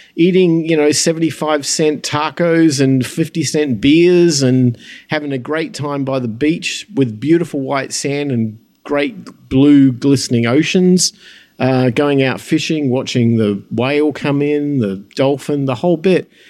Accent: United States; my hometown here

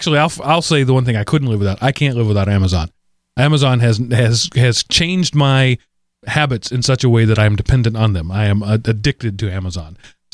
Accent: Texas, United States; I took Spanish. I'm from Texas. That's a given for a bunch of years.

